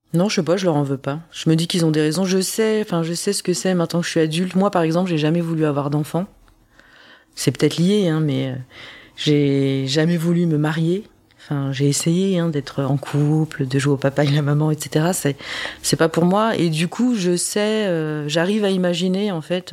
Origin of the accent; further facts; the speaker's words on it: France; also born or lived in South Korea; je suis française